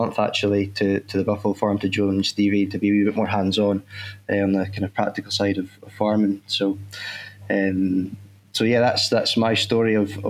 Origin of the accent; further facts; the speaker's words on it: Crosshill, Scotland, United Kingdom; At home where I was brought up in Fife, and just outside next coal mining village in Cross Hill, we lived next to a farm, and I started working there when I was 14 years old